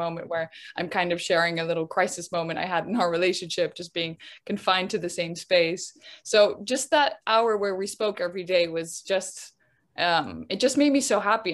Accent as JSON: {"language": "English", "country": "Netherlands", "tie": "born or raised there", "moved": "yes", "lives_now": "London, United Kingdom", "said": "I grew up in the Netherlands. I live in London"}